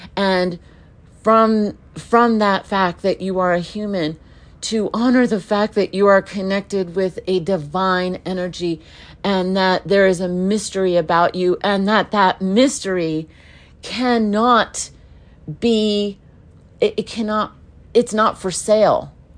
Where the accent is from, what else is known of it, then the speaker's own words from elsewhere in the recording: United States; I was born in America